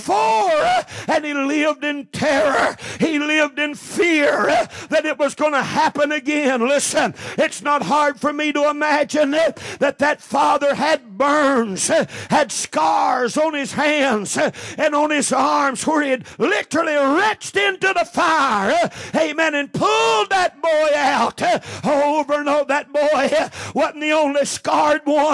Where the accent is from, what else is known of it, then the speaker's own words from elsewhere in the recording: United States; we're American Christians.